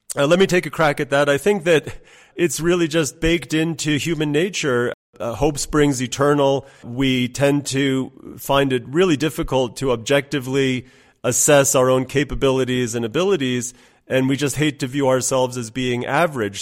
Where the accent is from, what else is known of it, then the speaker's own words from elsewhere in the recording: United States; moved away; also born or lived in New York / Iran / London; I grew up in the States